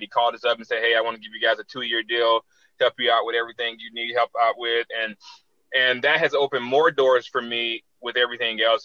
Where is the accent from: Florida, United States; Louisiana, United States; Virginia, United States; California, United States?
Florida, United States; Tallahassee; my hometown, Tallahassee